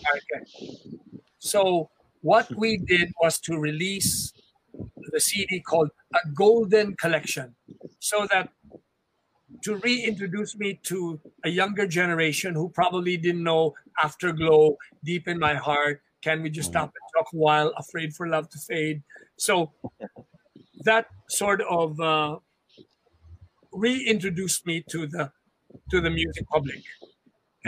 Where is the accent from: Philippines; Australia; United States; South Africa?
Philippines; I have Chinese blood, yes, but I am a Filipino. In my heart and my soul, I am a Filipino and I'm proud of being a Filipino